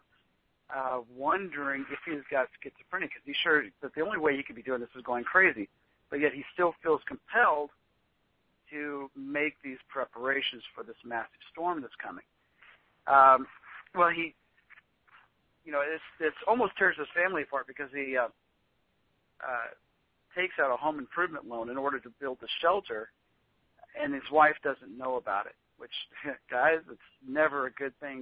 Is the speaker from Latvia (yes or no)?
no; Kansas, United States; I'm from Kansas. It kind of looks like the area that I grew up in.